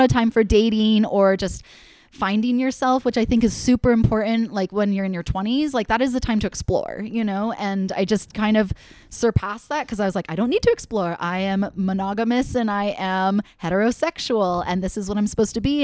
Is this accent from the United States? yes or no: yes; Connecticut, United States; growing up in Connecticut, like people don't get married in their young 20s in Connecticut